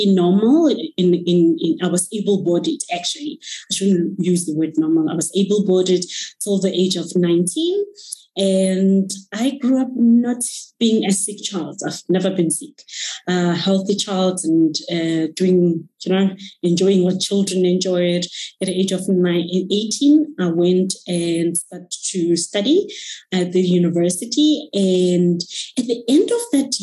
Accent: Moruleng, North West, South Africa; moved away as an adult; now in Johannesburg, South Africa; I am from the villages of Rustenburg. I was born and brought up in Moruleng.

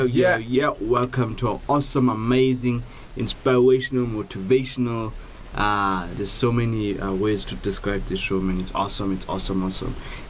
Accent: South Africa; I'm a Xhosa boy, you know, yeah. It's one of the cultures from South Africa, Xhosa.

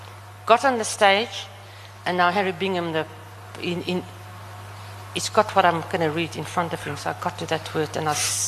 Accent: Namibia; accent: Namlish; But remember, I speak Namlish, and my accent is also very...

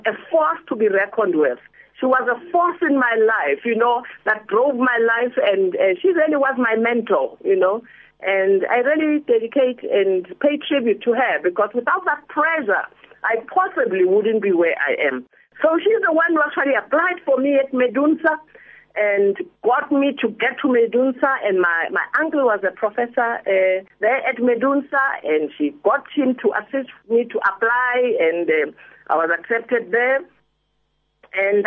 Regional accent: Manzini, Eswatini; also born or lived in Soweto, South Africa / Botswana; now in South Africa; Yes, I was born in Pimble in Soweto, but when I was under a year old, my parents emigrated to Swaziland. So I grew up in Manzini, Swaziland

